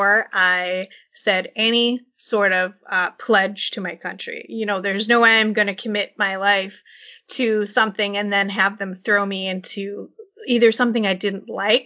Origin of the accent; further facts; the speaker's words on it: Minnesota, United States; we grew up in Minnesota.